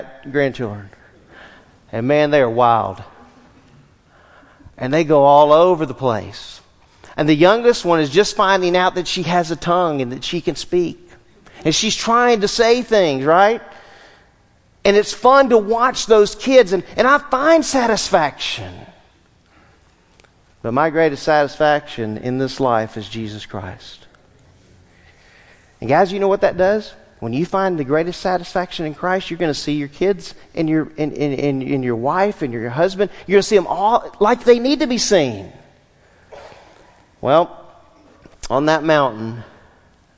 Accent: Southwest Louisiana, United States; When I was a child, I grew up in Southwest Louisiana

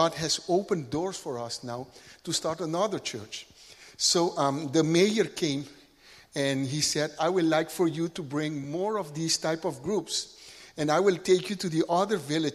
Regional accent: Curaçao; now in Lima, Peru; I'm from Curaçao, the Netherlands Antilles, what used to be the Netherlands Antilles

